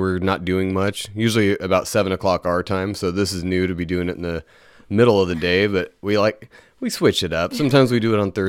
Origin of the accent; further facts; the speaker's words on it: Northern California, United States; So we're from Northern California.